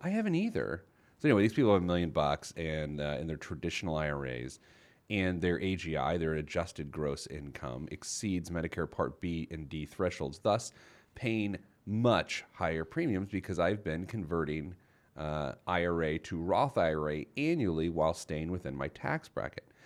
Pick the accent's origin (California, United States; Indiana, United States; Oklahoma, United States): Indiana, United States; Indianapolis; the Indianapolis Star, which is my hometown paper.